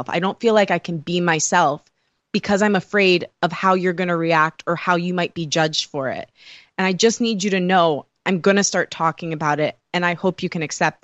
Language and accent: English; Michigan, United States; accent: Michigan; I'm from Michigan, so strong Michigan accent